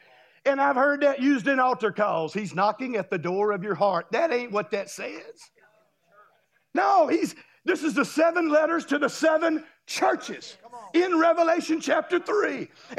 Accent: Destin, Florida, United States; I'm from Destin. I live in Destin. There's a lot of beach down there, and it's real pretty.

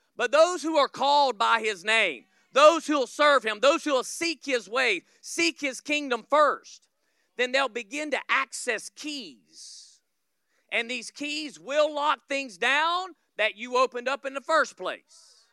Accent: Florida, United States; I'm from Florida

